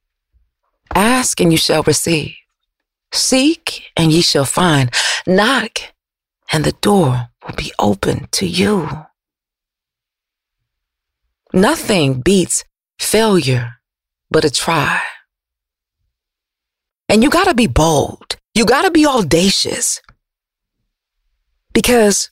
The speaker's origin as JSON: {"language": "English", "town": "Detroit", "region": "Michigan", "country": "United States", "tie": "born or raised there", "said": "growing up in Detroit"}